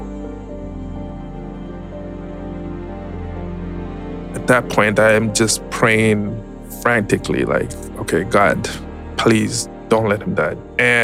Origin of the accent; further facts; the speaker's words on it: Zimbabwe; moved away as an adult; now in United States; I was born and raised in Zimbabwe, migrated to the U.S. in 2010